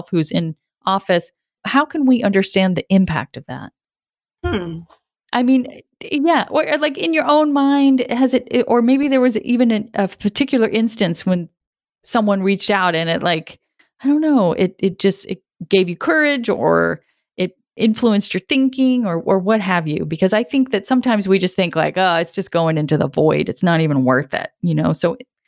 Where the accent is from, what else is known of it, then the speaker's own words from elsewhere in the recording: Providence, Rhode Island, United States; my hometown, Providence, Rhode Island